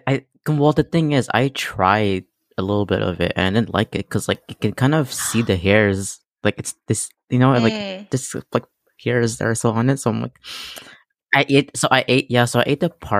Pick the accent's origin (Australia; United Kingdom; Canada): Canada; a Vietnamese Canadian who definitely needs to brush up on his Vietnamese.